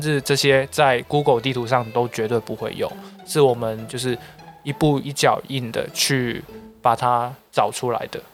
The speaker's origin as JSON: {"language": "Chinese", "town": "Xiamen", "region": "Fujian", "country": "China", "tie": "born or raised there", "also_born_or_lived": "Macau", "moved": "yes", "said": "其实我本身除了是一个澳门人以外，还是一个厦门，嗯。因为我从小兼职在厦门生活过"}